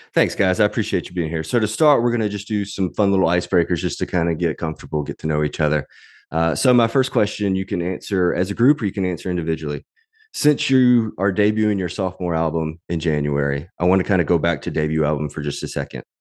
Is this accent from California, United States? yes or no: no; Mississippi, United States; I grew up in Mississippi